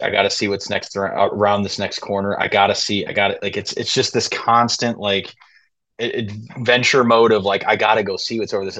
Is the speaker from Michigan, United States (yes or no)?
yes; Southwest Michigan, United States; moved away as an adult; born and raised in Southwest Michigan